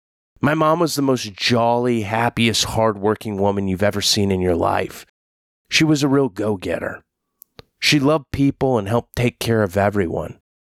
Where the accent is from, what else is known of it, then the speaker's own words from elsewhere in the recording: Oklahoma, United States; born there; also born or lived in Kansas / Texas; I was born in Oki, but not from Muskogee.